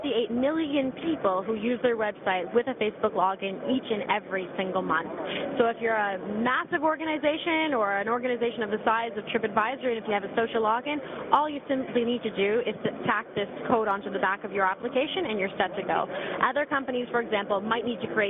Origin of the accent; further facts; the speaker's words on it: Canada; now in Milan, Italy; I'm actually a Canadian working out of Milan